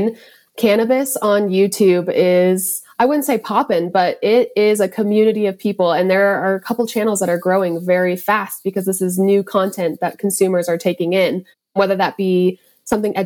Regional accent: Montana, United States; growing up in Montana

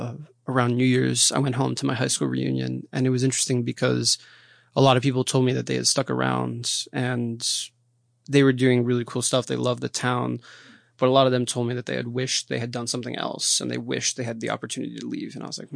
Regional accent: Philadelphia, Pennsylvania, United States; also born or lived in Brazil; now in Washington, United States; So I was born in Brazil and I lived there for about 2 years. I moved to Philadelphia with my family and then I came to DC for college about 6 years ago.

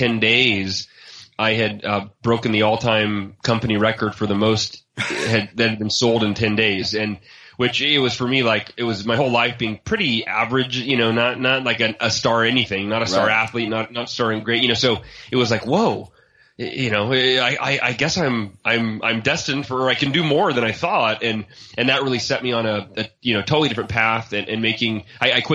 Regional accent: Oakhurst, California, United States; now in Austin, United States; I grew up in Oakhurst, California, which is a small mountain town near Yosemite National Park up in Northern California

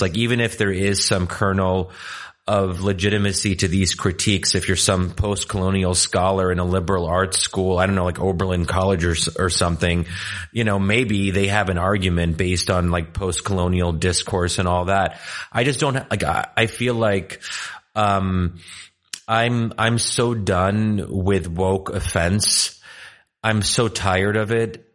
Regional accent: Egypt; moved away; also born or lived in Pennsylvania; I said originally Egyptian

